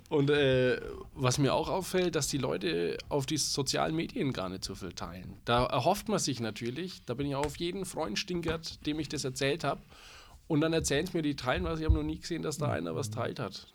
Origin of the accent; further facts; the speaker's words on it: Franconia, Bavaria, Germany; Bei uns in Franken